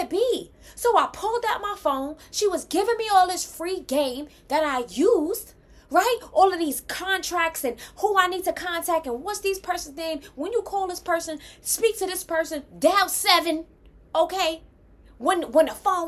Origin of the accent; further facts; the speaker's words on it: New York, United States; I'm from New York